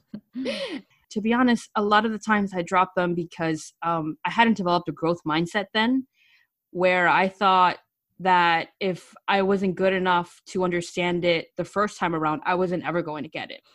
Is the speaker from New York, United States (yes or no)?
yes; New York City, New York, United States; also born or lived in Pleasantville, Westchester; I was born, raised, and educated in the Bronx.